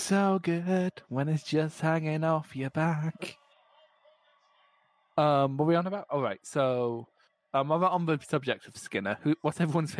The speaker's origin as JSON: {"language": "English", "region": "Scotland", "country": "United Kingdom", "said": "I'm Scottish"}